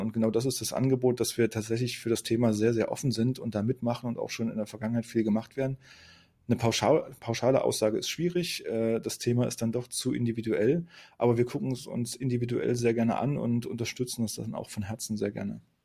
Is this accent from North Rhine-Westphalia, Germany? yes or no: no; Magdeburg, Saxony-Anhalt, Germany; also born or lived in Rostock; Gebürtig bin ich Magdeburger, ich komme aus Magdeburg, habe auch hier studiert